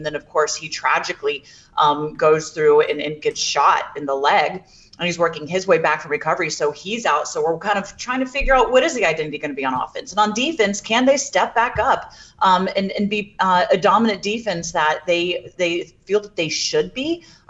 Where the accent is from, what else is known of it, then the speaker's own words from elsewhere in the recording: Jacksonville, Florida, United States; This is going to be an interesting thing for myself because I'm actually from Jacksonville as well, and my parents are coming up.